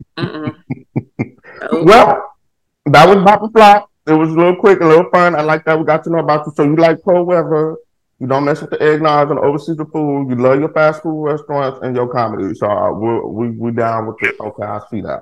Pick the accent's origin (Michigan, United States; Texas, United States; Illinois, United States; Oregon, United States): Texas, United States; Houston; I live in Texas. I'm from Houston, Texas